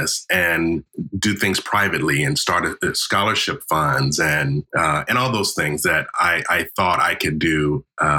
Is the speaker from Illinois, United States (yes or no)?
yes; Chicago, Illinois, United States; I was born and raised on the South Side of Chicago